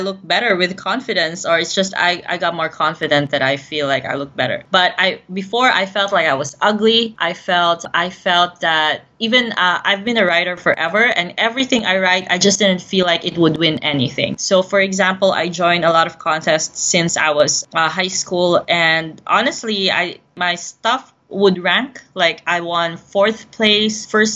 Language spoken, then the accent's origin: English; Philippines; I'm based in Southeast Asia, and I've been born and raised in the Philippines